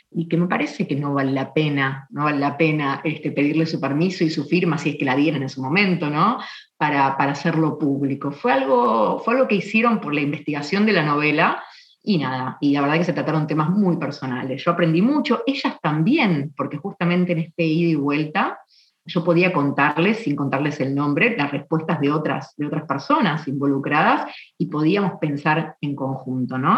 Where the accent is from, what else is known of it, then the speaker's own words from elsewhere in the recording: Buenos Aires, Argentina; also born or lived in San Juan, Argentina; soy originaria de Buenos Aires, que es la capital de Argentina. Nací en 1977